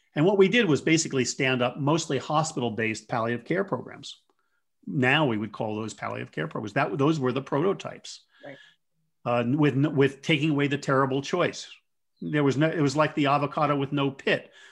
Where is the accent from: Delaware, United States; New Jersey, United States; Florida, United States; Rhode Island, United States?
New Jersey, United States; Jersey Shore; moved away as an adult; also born or lived in Colorado / Fresno, California; I grew up in on the Jersey Shore, so I, I tend to talk fast